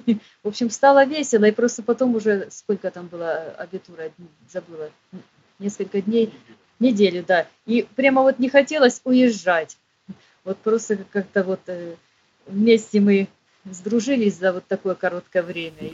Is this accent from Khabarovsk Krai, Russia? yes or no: yes; Khabarovsk, Khabarovsk Krai, Russia; moved away; also born or lived in Petropavlovsk-Kamchatsky / Kursk; я жила в Хабаровске